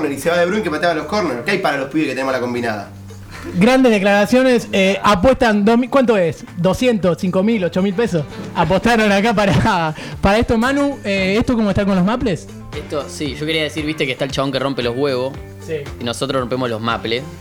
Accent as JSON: {"language": "Spanish", "country": "Uruguay", "said": "soy un mente patria porque soy full uruguayo"}